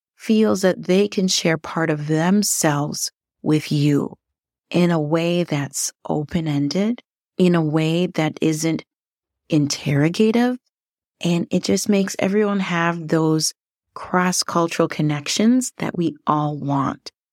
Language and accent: English; Liberia; also born or lived in northern Minnesota; now in Minnesota, United States; Yes, I'm originally from Liberia, but I live in northern Minnesota